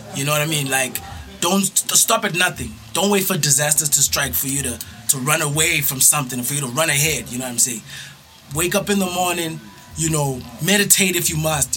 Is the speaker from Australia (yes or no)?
no; Johannesburg, Gauteng, South Africa; Born and bred in JHB